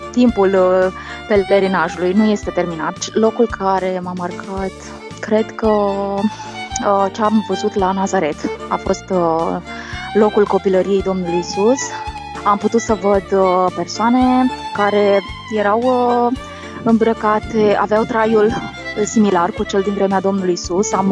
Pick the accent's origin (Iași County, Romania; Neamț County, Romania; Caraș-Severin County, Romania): Iași County, Romania; Iași; also born or lived in Botoșani; vin din uh din Iași, născută în Botoșani.